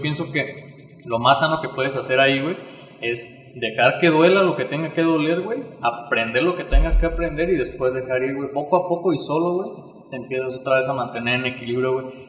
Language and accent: Spanish; Uruapan, Michoacán, Mexico; also born or lived in Morelia; nací aquí en Uruapan, estudié en Morelia